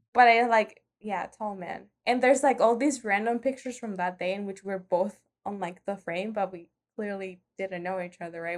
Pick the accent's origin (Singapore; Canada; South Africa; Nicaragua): Nicaragua; moved away as an adult; just arrived from Nicaragua